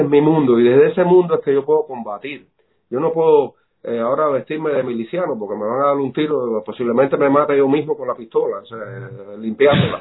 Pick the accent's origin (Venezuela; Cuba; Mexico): Cuba; now in Miami, United States; nosotros los cubanos